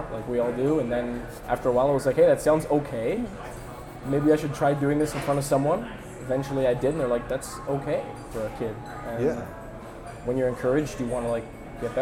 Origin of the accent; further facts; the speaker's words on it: Keswick, Ontario, Canada; also born or lived in Newmarket, Ontario; now in Toronto, Canada; I was born in Newmarket, Ontario, and I grew up in a small town north of that called Keswick, Ontario.